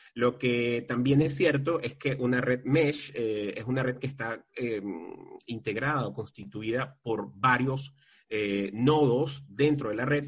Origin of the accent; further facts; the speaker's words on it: Valencia, Carabobo, Venezuela; mi ciudad de origen, mi ciudad natal, que es Valencia. Valencia es la ciudad industrial por referencia de Venezuela